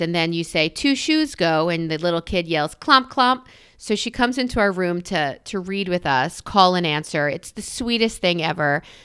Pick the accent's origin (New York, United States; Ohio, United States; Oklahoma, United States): New York, United States; I'm a New Yorker